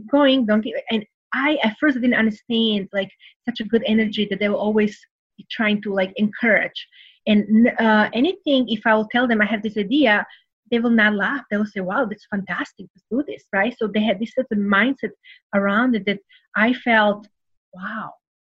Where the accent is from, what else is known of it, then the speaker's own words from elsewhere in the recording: Serbia; English is a second language; moved away as an adult; now in United States; I came from Serbia, so very, you know, poor country, went through the war